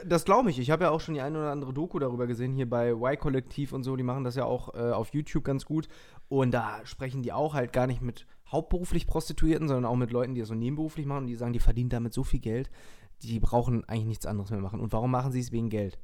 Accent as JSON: {"language": "German", "region": "Lower Saxony", "country": "Germany", "said": "ich bin ja aus Niedersachsen"}